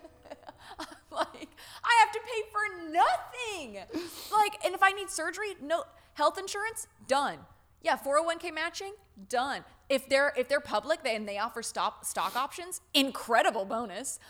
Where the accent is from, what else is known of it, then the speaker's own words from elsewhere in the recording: the South, United States; I grew up in the South